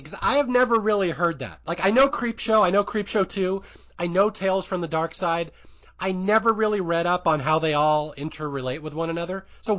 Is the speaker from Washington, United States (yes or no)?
yes; Seattle, Washington, United States; I used to be in marching band in high school. I grew up in Seattle. I was in marching band.